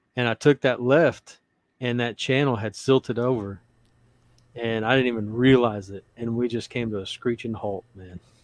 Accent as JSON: {"language": "English", "region": "Louisiana", "country": "United States", "tie": "born or raised there", "also_born_or_lived": "Odessa, Texas", "moved": "yes", "lives_now": "Texas, United States", "said": "I was born in Louisiana. Louisiana is my home."}